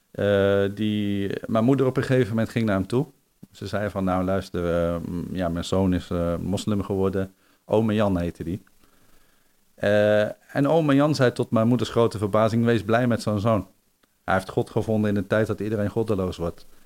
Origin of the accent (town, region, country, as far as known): Netherlands